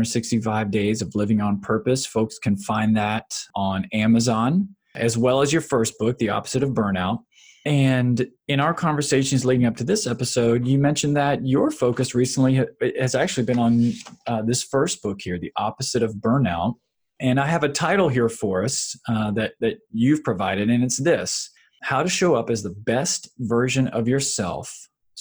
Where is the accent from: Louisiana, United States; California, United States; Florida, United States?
Florida, United States; now in Virginia, United States; I'm from the South. I grew up in Florida and I reside here in Virginia as well